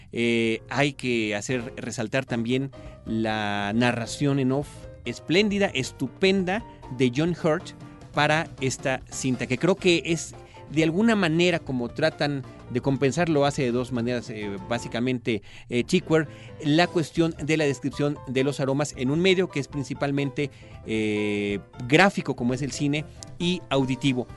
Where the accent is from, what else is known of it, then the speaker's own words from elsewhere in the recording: Mexico; nosotros como mexicanos